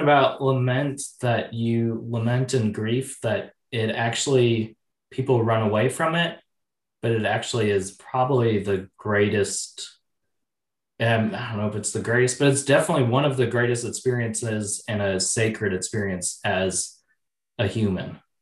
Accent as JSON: {"language": "English", "town": "Oshkosh", "region": "Wisconsin", "country": "United States", "tie": "born or raised there", "said": "I grew up in Oshkosh, Wisconsin."}